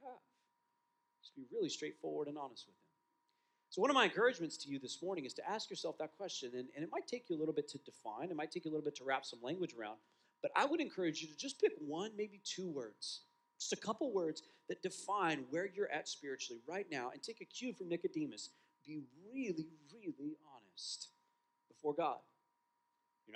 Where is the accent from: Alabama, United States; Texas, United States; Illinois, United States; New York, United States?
Texas, United States; West; I grew up in West Texas